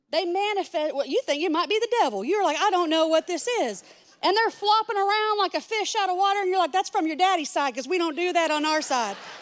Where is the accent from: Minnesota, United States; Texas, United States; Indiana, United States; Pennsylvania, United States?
Texas, United States; I'm from Texas, not from the Middle East